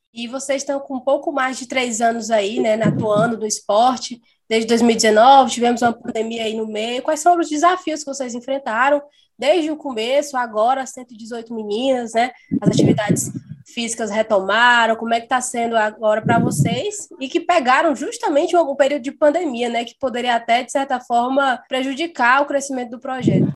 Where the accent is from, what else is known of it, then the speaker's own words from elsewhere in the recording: Passaré, Ceará, Brazil; sou do Passaré